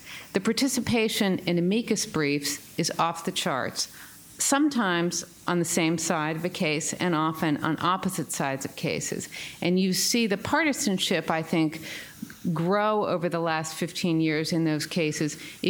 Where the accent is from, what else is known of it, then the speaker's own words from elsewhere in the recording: Arkansas, United States; now in New York City, United States; I spent some time growing up in Arkansas, and although I've been in New York City for a long time